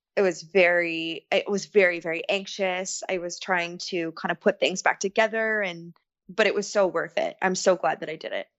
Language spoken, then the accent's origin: English; Ontario, Canada; I am from Ontario, Canada.